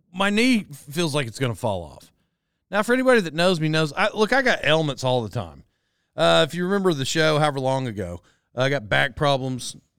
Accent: Locust Grove, Oklahoma, United States; moved away; I grew up in Locust Grove

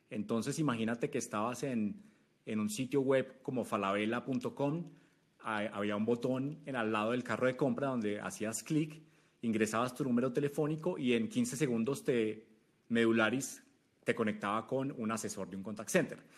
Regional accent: Manizales, Caldas, Colombia; moved away as an adult; yo me fui a Chile, yo soy colombiano de una ciudad que se llama Manizales, en, las montañas de Colombia. Me fui a Chile eh, una vez eh, me gradué de la universidad como ingeniero de sistemas.

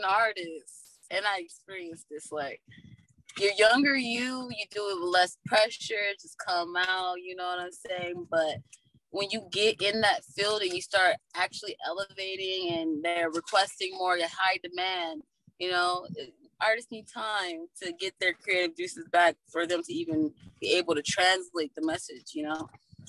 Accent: Atlanta, Georgia, United States; I'm from Atlanta, Georgetown, yeah.

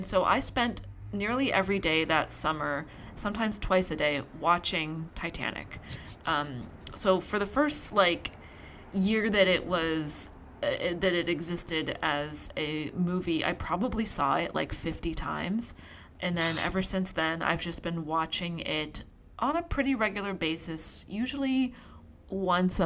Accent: Pennsylvania, United States; I grew up in Pennsylvania

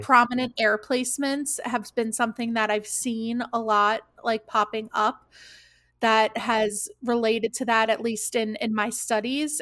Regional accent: New York, United States; I grew up in New York

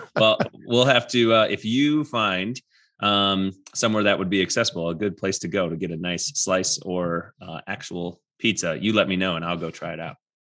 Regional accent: Wisconsin, United States; now in Colorado, United States; I'm from Wisconsin

